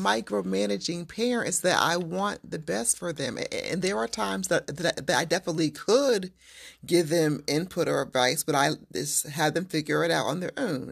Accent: Waldorf, Maryland, United States; I am from south of D C

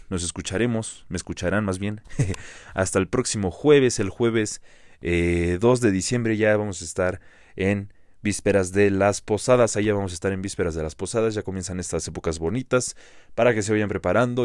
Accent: Metepec, State of Mexico, Mexico; los que somos de aquí de Metepec, del Estado de México, de Toluca

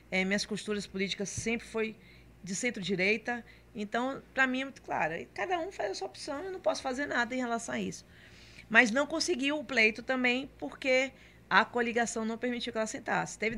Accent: Salvador, Bahia, Brazil; born there; Então nasci em Salvador, tenho toda a relação com Camaçari, mas eu morava em Salvador, certo?

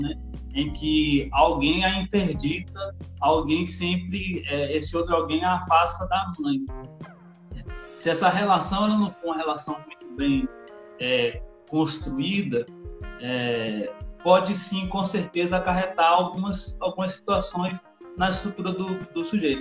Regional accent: Salvador, Bahia, Brazil; moved away as an adult; now in Campo Belo, Brazil; eu sou de Salvador, Bahia. Eu cresci lá, formei lá.

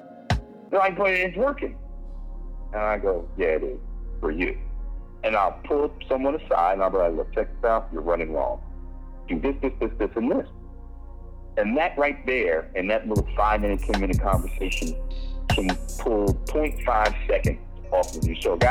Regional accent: New York City, New York, United States; We're from New York, Rob. We come from a place where someone's trying to sell you that Brooklyn Bridge every single day.

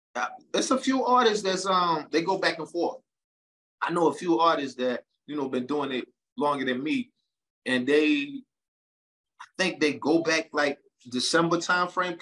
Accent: United States; now in Charlotte, United States; from Brooklyn and Jersey.

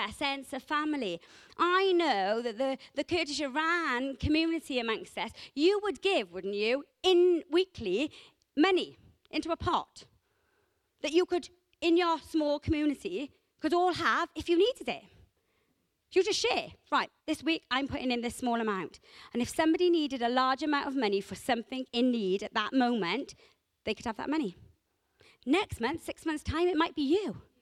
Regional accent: Rhymney Valley, Wales, United Kingdom; I grew up in the Rumney Valleys. The Rumney Valleys is a small, close-knit community. I came from a village

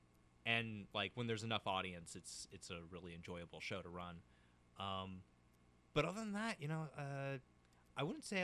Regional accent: New Port Richey, Florida, United States; also born or lived in Land O'Lakes, Florida; Newport Richey, Florida.

